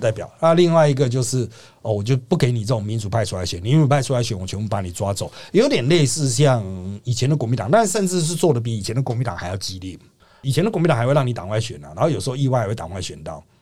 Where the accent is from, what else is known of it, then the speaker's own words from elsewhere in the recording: Taiwan; 不是我们台湾人都在那边转传吗？